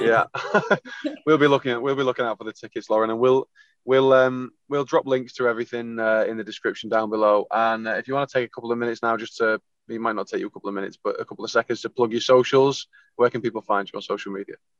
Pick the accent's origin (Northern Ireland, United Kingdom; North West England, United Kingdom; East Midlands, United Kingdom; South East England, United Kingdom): North West England, United Kingdom; St Helens; accent: Scouse; moved away as an adult; now in Wigan, United Kingdom; we're actually from St Helens, so we're kind of right in the middle of Liverpool and Manchester. Although we both now live closer to Manchester.